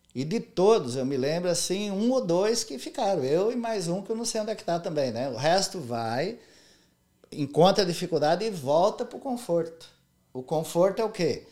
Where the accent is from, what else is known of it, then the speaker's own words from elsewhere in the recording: Monte Castelo, São Paulo, Brazil; moved away as an adult; now in United States; quando eu era criança, pequena lá em Monte Castelo